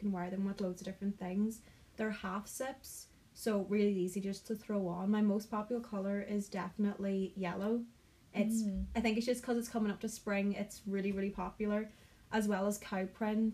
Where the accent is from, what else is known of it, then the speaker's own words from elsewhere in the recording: County Donegal, Ulster, Ireland; I'm from County Donegal in Ireland